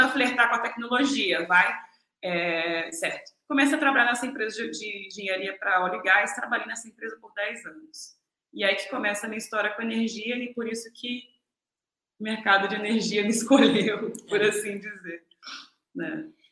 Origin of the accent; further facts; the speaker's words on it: Macaé, Rio de Janeiro, Brazil; moved away as an adult; also born or lived in Rio Grande do Sul / Shanghai, China / Oslo, Norway; now in China; eu sou macaense, natural de, do Rio Grande do Sul, mas criada em Macaé, no Brasil